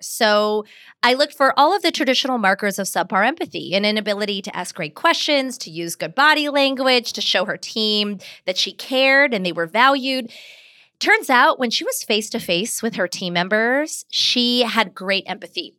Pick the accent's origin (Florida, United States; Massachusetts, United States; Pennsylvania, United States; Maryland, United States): Pennsylvania, United States; Pittsburgh; I grew up in Pittsburgh, Pennsylvania, which meant at home we spoke Hindi